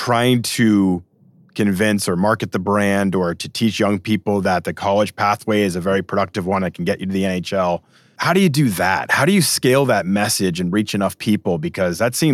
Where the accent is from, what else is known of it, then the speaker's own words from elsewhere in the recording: Massachusetts, United States; moved away as an adult; I grew up in New England, so I grew up in Massachusetts